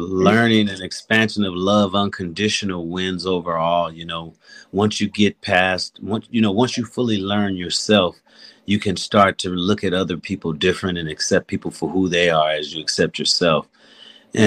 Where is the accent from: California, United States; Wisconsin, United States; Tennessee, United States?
California, United States; we're from California